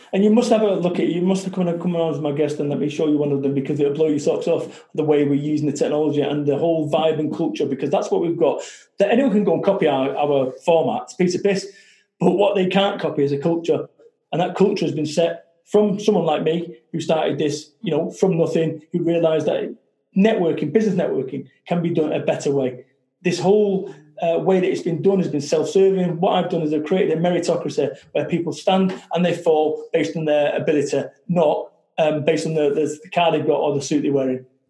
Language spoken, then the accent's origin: English; Salford, North West England, United Kingdom; I'm from Salford, Manchester